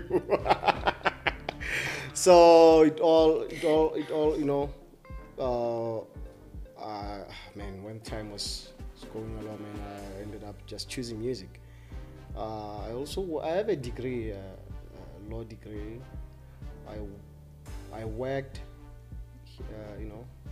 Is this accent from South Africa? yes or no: yes; Limpopo, South Africa; a lot of us, actually, the DJs from Limpopo, we all passed through University of Limpopo